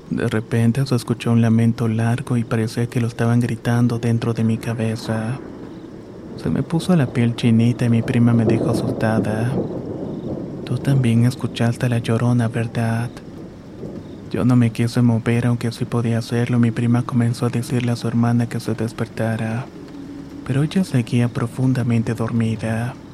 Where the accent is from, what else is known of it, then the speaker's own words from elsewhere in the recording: San Francisco del Rincón, Guanajuato, Mexico; Soy originaria de San Francisco del Rincón, Guanajuato.